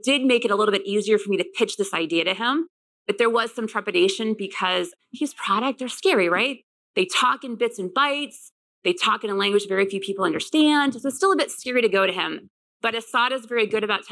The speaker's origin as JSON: {"language": "English", "region": "Midwest", "country": "United States", "said": "I'm from the Midwest."}